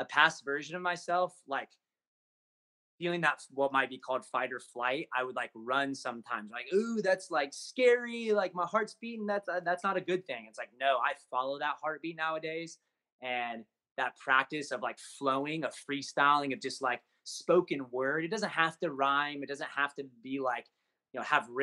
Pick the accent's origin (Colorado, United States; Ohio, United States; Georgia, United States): Ohio, United States; some of the people I grew up with in Ohio